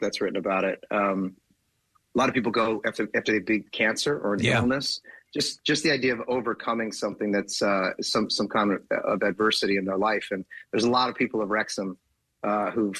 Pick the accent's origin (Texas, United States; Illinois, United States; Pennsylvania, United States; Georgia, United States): Pennsylvania, United States; Philadelphia; now in Los Angeles, United States; I live in Los Angeles, but I'm originally from Philadelphia